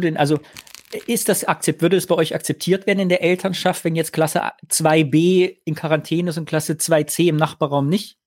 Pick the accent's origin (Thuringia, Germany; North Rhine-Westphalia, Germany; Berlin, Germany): Thuringia, Germany; in Thüringen, mein Heimatort, da wo das Kaliwerk war, hat 25.000 Einwohner gehabt